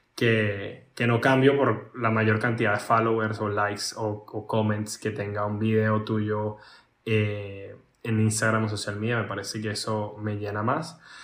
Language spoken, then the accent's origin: Spanish; Venezuela; moved away; Yo vengo de Venezuela, la mayoría de la gente donde yo trabajo son europeos